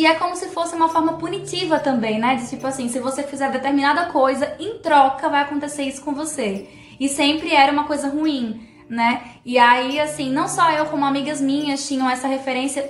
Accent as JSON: {"language": "Portuguese", "region": "São Paulo", "country": "Brazil", "tie": "born or raised there", "moved": "yes", "lives_now": "Paraíba, Brazil", "said": "eu cresci e me criei em São Paulo"}